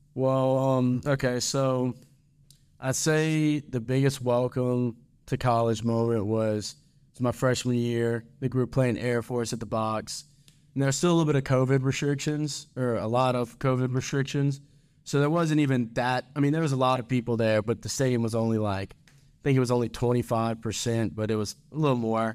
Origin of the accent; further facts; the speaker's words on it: Baton Rouge, Louisiana, United States; moved away as an adult; now in Ruston, United States; I'm from Baton Rouge, Louisiana.